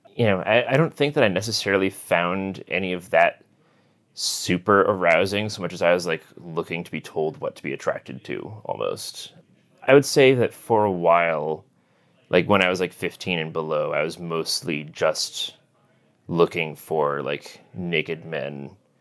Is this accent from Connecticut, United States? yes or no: yes; Connecticut, United States; now in New York City, United States; I grew up in Connecticut, sort of the northwest corner of the state